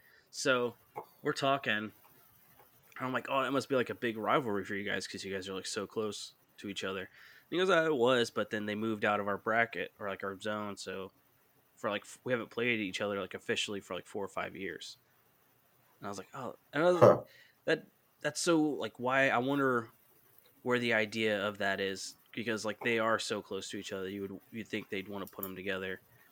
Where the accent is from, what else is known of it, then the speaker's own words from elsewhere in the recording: Kingwood, Texas, United States; I told him I was from Kingwood